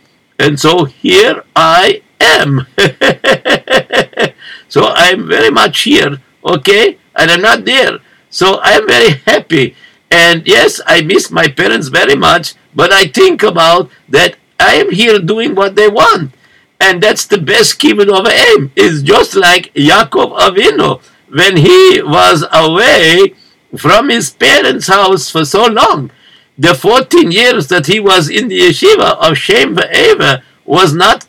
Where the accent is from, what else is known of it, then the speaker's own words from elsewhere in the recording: Morocco; English is a second language; now in United States; That is because, if you notice, that I come from Morocco, and very not so always good over there.